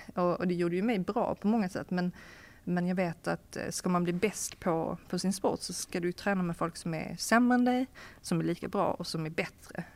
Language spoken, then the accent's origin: Swedish; Sweden; moved away as an adult; also born or lived in Hamburg, Germany / Copenhagen, Denmark; som, som svensk